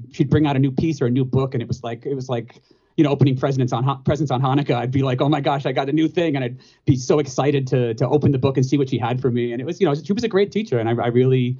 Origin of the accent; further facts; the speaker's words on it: Long Island, New York, United States; now in Chicago, United States; I'm from Long Island, New York